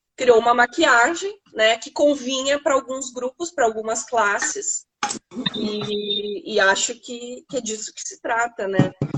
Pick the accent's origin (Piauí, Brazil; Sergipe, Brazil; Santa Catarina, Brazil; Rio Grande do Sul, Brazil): Rio Grande do Sul, Brazil; Porto Alegre; also born or lived in Novo Hamburgo / Cachoeirinha; morava em Porto Alegre, nasci em Porto Alegre, eh, nasci no Hamburgo, logo vim para Porto Alegre. Uh, e com 13 anos fui para Cachoeirinha, passei minha adolescência toda